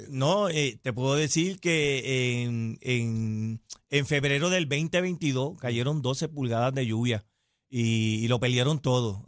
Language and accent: Spanish; Cataño, Puerto Rico; Yo soy nacido y criado en Cataño y he vivido la mayor parte de mi vida eh, en Cataño.